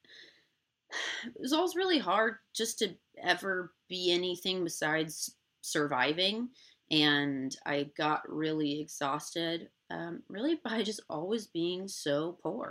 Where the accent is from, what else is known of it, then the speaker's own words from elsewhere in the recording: Indiana, United States; now in Los Angeles, United States; I'm from Indiana originally, but I moved to LA completely on my own